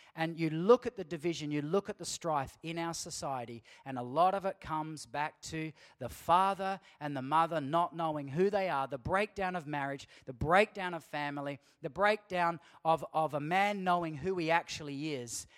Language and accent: English; Australia; us as Aussie Christian men